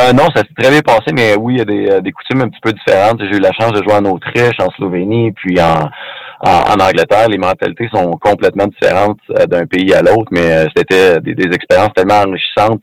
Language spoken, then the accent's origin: French; Rimouski, Quebec, Canada; also born or lived in Alma, Quebec; je suis né à Alma euh, dans le temps, on a déménagé à Rimouski, fait que c'est là que j'ai fait mon hockey mineur